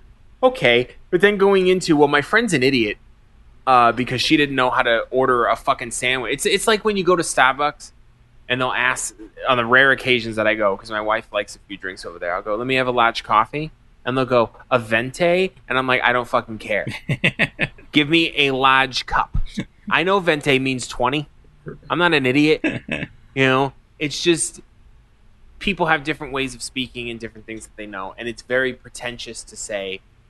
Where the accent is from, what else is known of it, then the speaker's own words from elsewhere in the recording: New England, United States; moved away; growing up in New England.